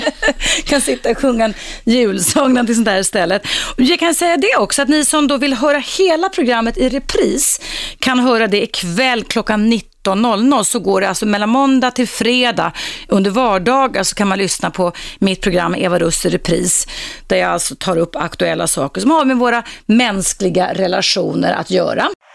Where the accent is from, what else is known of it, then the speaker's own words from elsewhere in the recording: Stockholm, Stockholm County, Sweden; jag växte upp i innerstaden här ja. i Stockholm